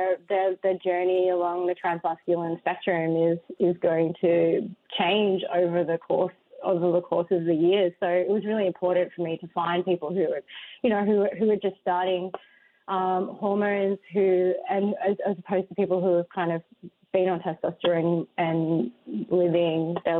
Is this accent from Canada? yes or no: no; Australia; Yes, I am. I'm from Australia, so it's like I can kind of view American culture from this kind of outsider's lens.